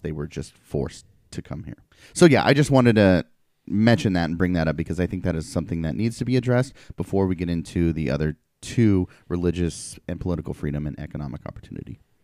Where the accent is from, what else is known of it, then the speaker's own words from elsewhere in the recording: Portland, Oregon, United States; I grew up in Portland